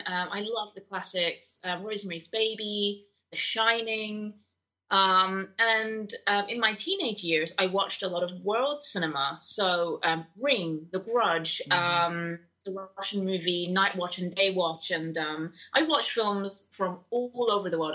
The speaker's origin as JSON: {"language": "English", "region": "London", "country": "United Kingdom", "tie": "born or raised there", "said": "born and raised in London, but my parents come from Pakistan"}